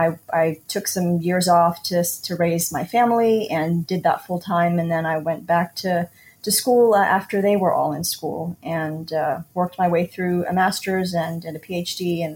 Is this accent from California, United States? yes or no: no; Houston, Texas, United States; I'm from Houston